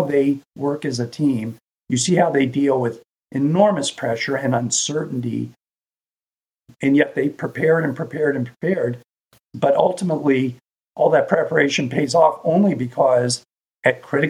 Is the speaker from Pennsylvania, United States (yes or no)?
no; Lima, Ohio, United States; when I was a kid, I grew up in Lima, Ohio, over in the western part of the state